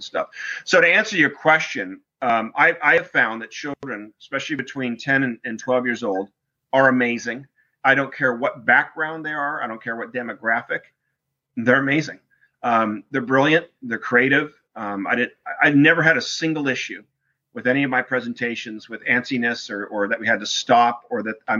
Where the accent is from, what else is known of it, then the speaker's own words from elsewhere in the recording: Newport Beach, California, United States; I grew up in Newport Beach, California